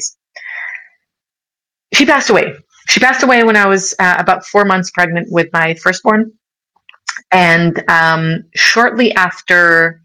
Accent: Israel; also born or lived in United States; now in Switzerland; I grew up in Israel

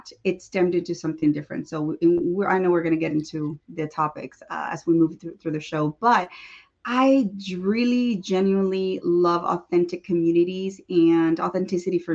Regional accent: El Salvador; I'm from El Salvador

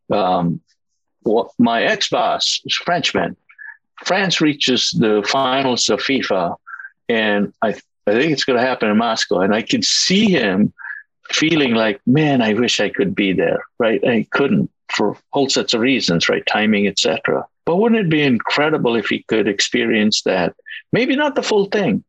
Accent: India; moved away; I was born and I grew up in India, a country that was very different from what it is today.

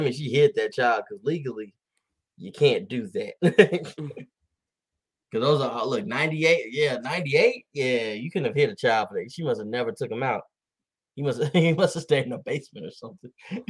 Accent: the South, United States; I grew up in the South. I raised in the South, but I didn't know.

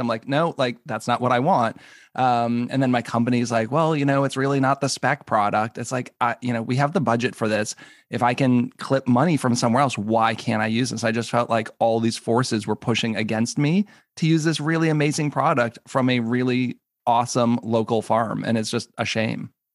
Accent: New England, United States; also born or lived in Minneapolis; now in Maryland, United States; I grew up in New England

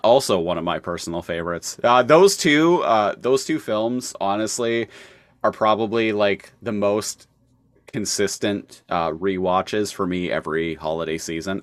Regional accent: Canada; as a Canadian

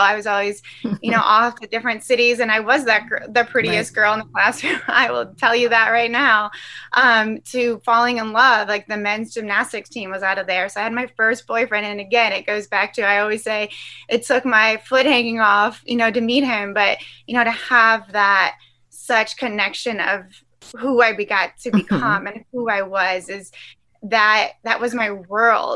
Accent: Michigan, United States; also born or lived in Salt Lake City, Utah; now in Ohio, United States; I grew up in Michigan

